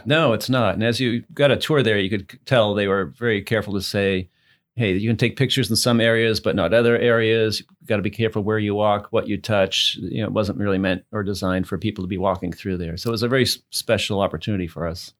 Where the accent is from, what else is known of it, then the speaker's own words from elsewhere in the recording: New England, United States; moved away as an adult; also born or lived in Massachusetts; now in Louisville, United States; I'm from New England